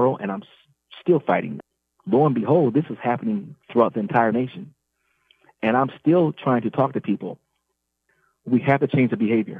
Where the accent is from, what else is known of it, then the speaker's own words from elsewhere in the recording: St. Paul, Minnesota, United States; as a black man born and raised in St. Paul